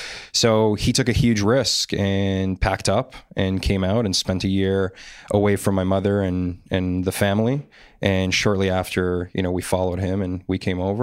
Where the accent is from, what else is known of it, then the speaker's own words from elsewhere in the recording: North York, Ontario, Canada; also born or lived in Poland; So I was actually born in Poland. So I grew up for about 6 years in Europe, and I immigrated here with my family when I was six, and then I moved around a lot. I initially grew up in North York